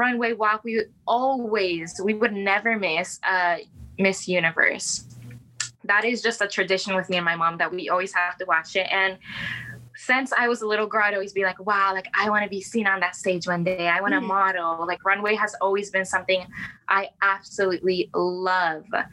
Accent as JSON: {"language": "English", "town": "Indianapolis", "region": "Indiana", "country": "United States", "tie": "born or raised there", "also_born_or_lived": "Venezuela", "said": "My family is from Venezuela, but I was born in Indianapolis"}